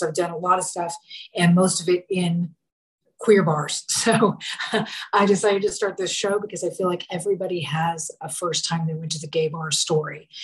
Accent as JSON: {"language": "English", "town": "Portland", "region": "Oregon", "country": "United States", "also_born_or_lived": "Dallas / Austin", "said": "I'm not from the South. I'm from Oregon, mm. but um, I'm from Portland."}